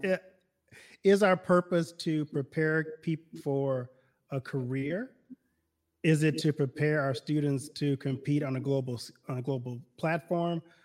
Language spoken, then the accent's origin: English; Baton Rouge, Louisiana, United States; moved away as an adult; also born or lived in Detroit / Milwaukee / Chicago; now in Iowa, United States; I'm originally from Louisiana. I grew up in Baton Rouge, Louisiana